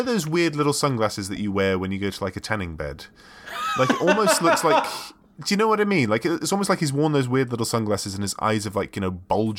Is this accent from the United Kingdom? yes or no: yes; United Kingdom; I had the luxury of growing up in Europe